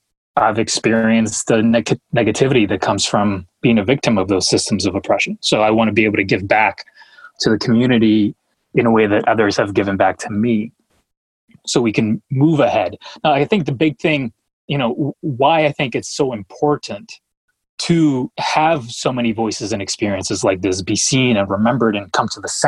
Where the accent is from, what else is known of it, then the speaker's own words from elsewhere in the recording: New Hampshire, United States; also born or lived in Colombia; if I'm a teenager Latino growing up in New Hampshire, where there aren't many others like me